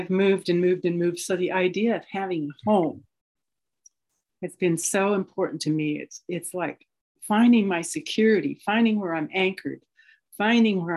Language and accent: English; Portland, Oregon, United States; I'm from Portland, Oregon